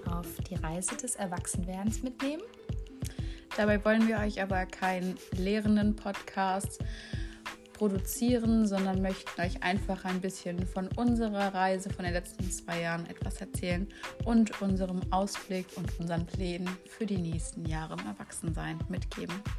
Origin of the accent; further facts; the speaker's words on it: near Frankfurt, Hesse, Germany; moved away as an adult; now in Mainz, Germany; Ich komme ursprünglich aus der Nähe von Frankfurt